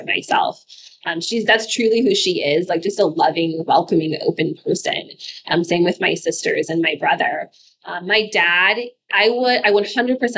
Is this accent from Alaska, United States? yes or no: yes; Alaska, United States; I grew up in Alaska